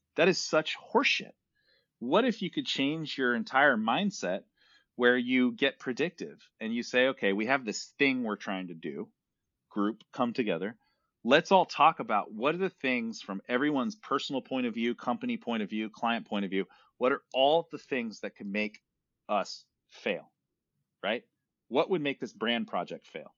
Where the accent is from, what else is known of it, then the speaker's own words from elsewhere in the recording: San Francisco, California, United States; I'm born and raised in Silicon Valley, San Francisco